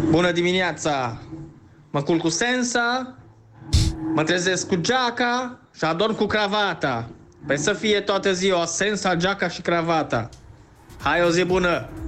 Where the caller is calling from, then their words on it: Constanța, Constanța County, Romania; din Constanța și aș vrea foarte mult să o puneți